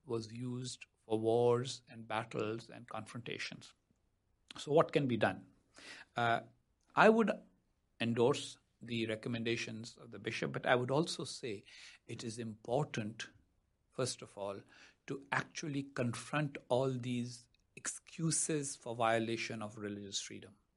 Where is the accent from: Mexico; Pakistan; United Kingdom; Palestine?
Pakistan; moved away as an adult; now in United States; I wasn't a good Pakistani official in my time as a Pakistani official because I didn't always stick to official talking points, which is why now I live in the United States in exile